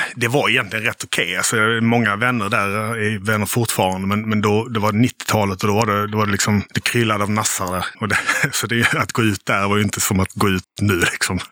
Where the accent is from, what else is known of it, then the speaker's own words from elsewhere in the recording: Helsingborg, Skåne, Sweden; also born or lived in Gothenburg / Lund / Malmö; Jag är från, eh, från västra Skåne